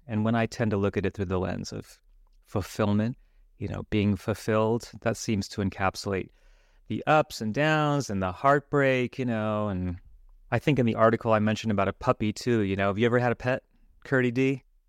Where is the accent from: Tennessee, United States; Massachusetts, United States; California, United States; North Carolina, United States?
California, United States; Los Angeles; since I grew up in Los Angeles. I grew up in Hollywood